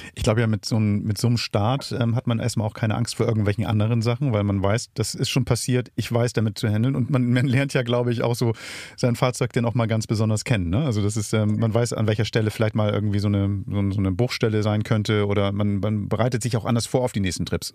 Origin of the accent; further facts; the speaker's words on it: Hamburg, Germany; für mich als Hamburger